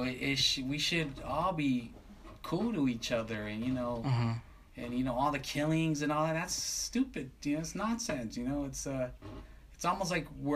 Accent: Long Beach, California, United States; now in Downey, United States; So I grew up in Long Beach

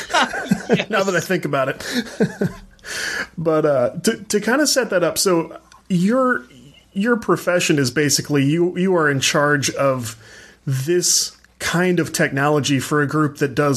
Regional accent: St. Louis, Missouri, United States; I'm from the States. I'm from the St. Louis area down here

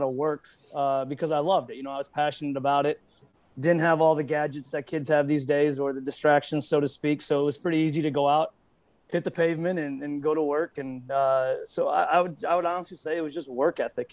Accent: Des Moines, Iowa, United States; born or raised there; also born or lived in Omaha, Nebraska

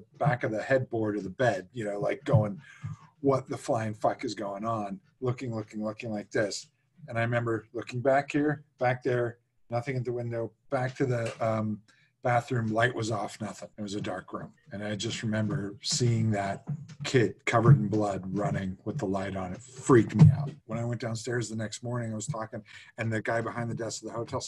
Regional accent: outside of Pittsburgh, Pennsylvania, United States; I grew up outside of Pittsburgh

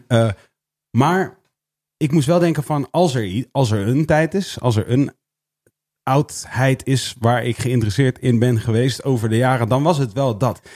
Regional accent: Netherlands; wij in Nederland

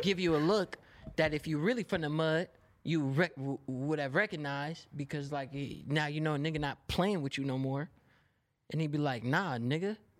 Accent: Oakland, California, United States; I'm from West Oakland, California

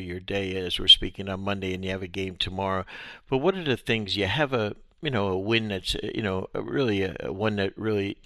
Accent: New Jersey, United States; now in Florida, United States; mine in Jersey

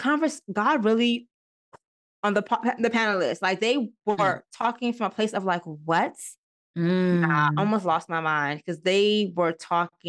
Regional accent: Maryland, United States; moved away as an adult; now in Georgia, United States; I'm from Maryland

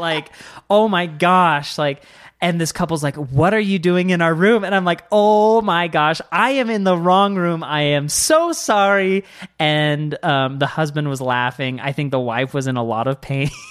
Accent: Washington, United States; moved away; I grew up in Washington

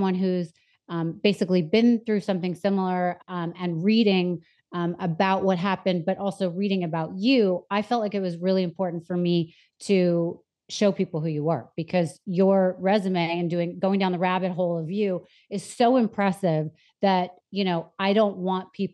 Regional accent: New York City, New York, United States; also born or lived in Anchorage, Alaska; I was born in Anchorage, Alaska, and I lived there till I was 5. And then I moved to New York City with my mother

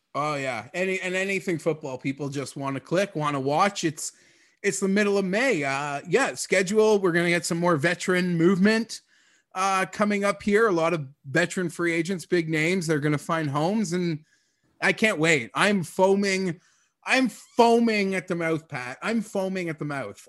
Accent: Canada; we're Canadian

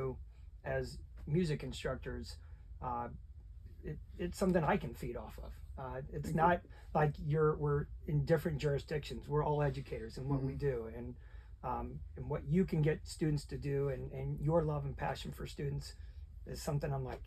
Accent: Elkhart, Indiana, United States; I was born in Elkhart, so so I grew up a Minuteman. I went to Concord.

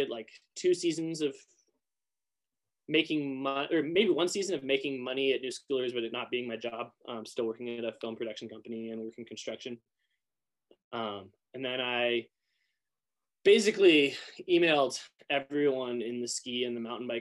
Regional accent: Moscow, Idaho, United States; I grew up in Northern Idaho in Moscow.

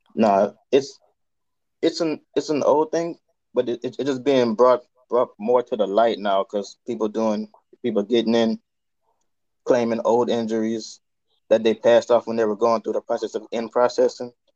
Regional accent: Louisiana, United States; now in Chicago, United States; I'm currently a U.S. recruiter from Louisiana. I'm recruiting in Chicago right now

